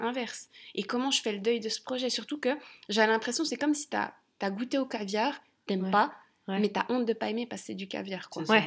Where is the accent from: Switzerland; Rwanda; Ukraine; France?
Switzerland; also born or lived in London; j'étais partie de Suisse